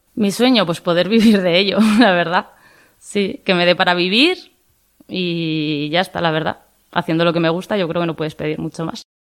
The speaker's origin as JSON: {"language": "Spanish", "town": "Tudela", "region": "Navarre", "country": "Spain", "said": "tengo 28 años y soy de Tudela"}